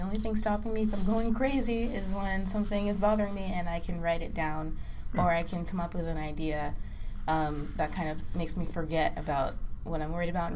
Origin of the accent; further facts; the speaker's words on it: New York, United States; also born or lived in Los Angeles; now in San Diego, United States; I live in San Diego. I'm originally from New York, and I'm a transplant to San Diego, and now I say I'm from LA because I've been there for the past few years